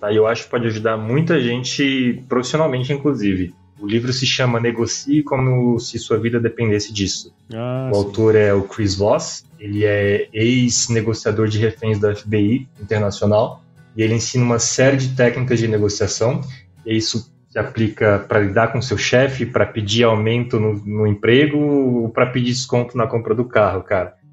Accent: Goiás, Brazil; Eu sou goiano, filho de goiano

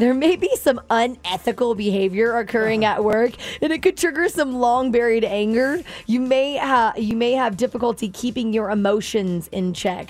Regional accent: Florida, United States; moved away; I'm from Florida originally

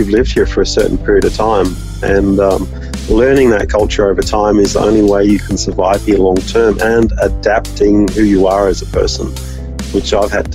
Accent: Orange, New South Wales, Australia; moved away as an adult; now in Vanuatu; I loved growing up in Orange

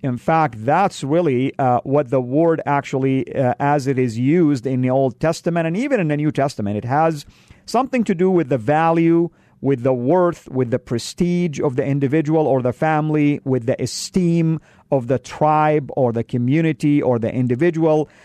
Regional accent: Saudi Arabia; moved away; I come from the Middle East, from Saudi, and we, uh, men like to dress up with white garments

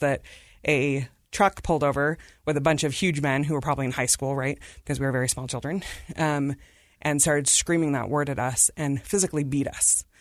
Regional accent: Davis County, Utah, United States; also born or lived in India / Salt Lake City, Utah; I've been at Davis County School Districts my whole public education

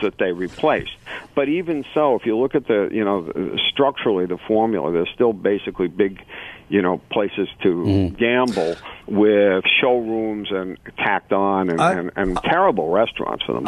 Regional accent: New York, United States; I'm a New Yorker

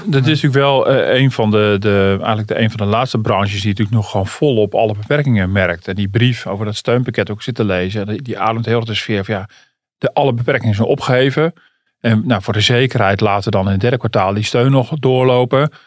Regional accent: Netherlands; ik ben toch een Hollander

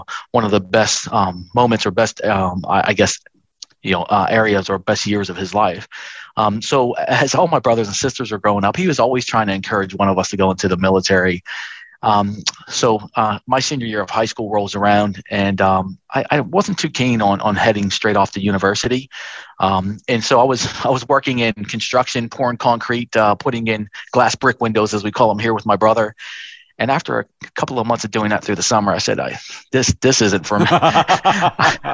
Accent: Pittsburgh, Pennsylvania, United States; moved away as an adult; now in Australia; I was born and raised in Pittsburgh, Pennsylvania.

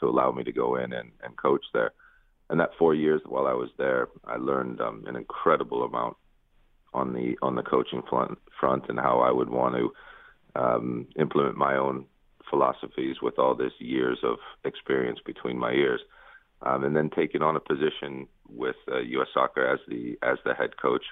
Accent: Bay Village, Ohio, United States; also born or lived in Lakewood, Ohio; I grew up in Bay Village

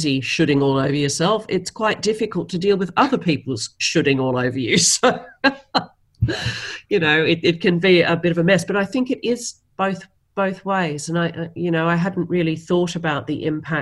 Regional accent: Australia; Being Australian, we are famous for a very self-deprecating sense of humour

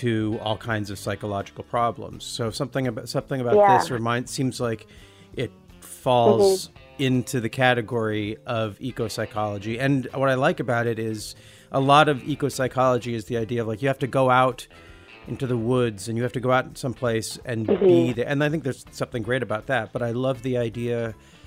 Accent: United States; as an American

